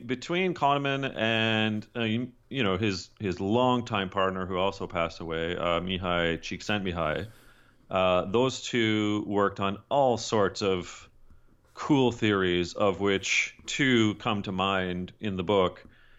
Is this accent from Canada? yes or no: yes; Canada; Well, I'm Canadian, and don't hold that against your northern neighbor